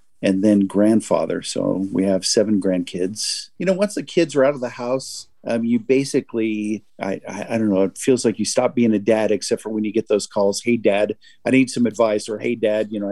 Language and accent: English; West Covina, California, United States; moved away as an adult; now in Massachusetts, United States; Grew up in a suburb of Los Angeles, California, West Covina